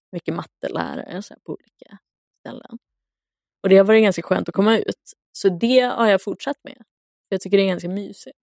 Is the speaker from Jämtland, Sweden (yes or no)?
no; Luleå, Norrbotten County, Sweden; moved away; jag var hemma i Luleå